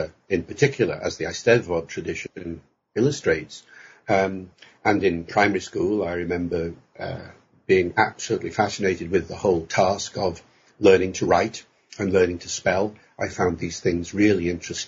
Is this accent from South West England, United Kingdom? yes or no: no; Holyhead, Wales, United Kingdom; first language English; I grew up in North Wales, in Holyhead